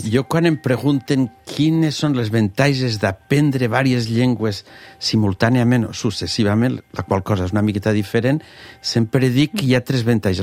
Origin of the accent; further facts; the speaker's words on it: Morella, Valencian Community, Spain; moved away as an adult; also born or lived in Geneva, Switzerland / Alicante; Jo sóc de Morella